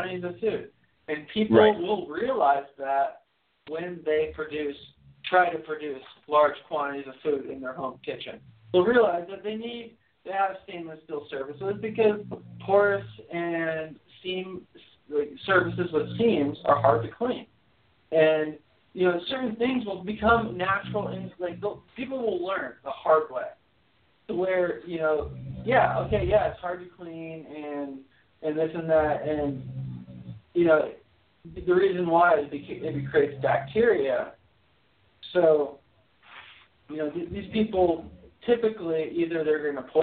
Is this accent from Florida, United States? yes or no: yes; Miami, Florida, United States; born and raised in Miami